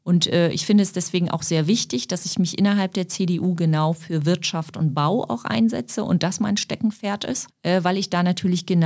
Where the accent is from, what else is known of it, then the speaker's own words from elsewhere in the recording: Berlin, Germany; Für mich ist Mitte. Ich bin im Osten groß geworden. Ich lebe im Osten.